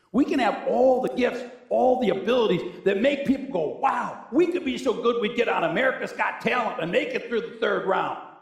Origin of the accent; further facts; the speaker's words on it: Cheektowaga, New York, United States; I grew up in a church in Snyder, New York. I was from Cheektowaga